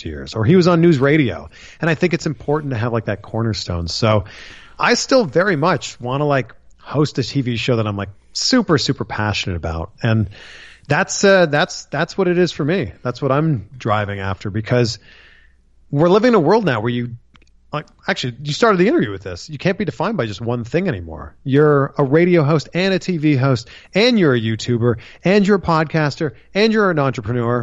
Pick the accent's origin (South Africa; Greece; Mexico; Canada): Canada; Ontario; moved away as an adult; now in United States; where I grew up in Ontario, Canada